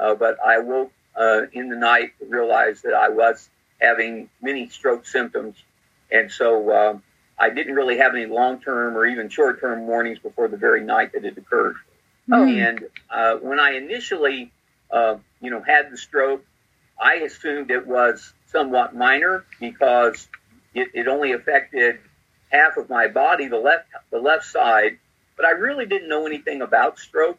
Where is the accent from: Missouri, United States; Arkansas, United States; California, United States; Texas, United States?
Missouri, United States; also born or lived in Southern Illinois; I grew up here in Missouri, where I'm pastoring now. Grew up about 150 miles southeast of where we live now